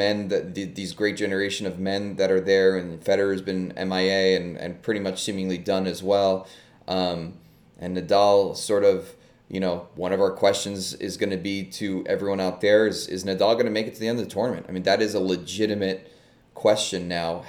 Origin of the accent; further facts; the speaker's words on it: New York City, New York, United States; I'm a New Yorker